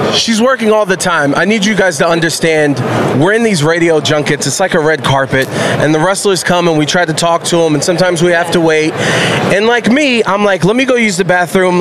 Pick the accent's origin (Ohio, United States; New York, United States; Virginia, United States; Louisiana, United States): Ohio, United States; Cleveland; born or raised there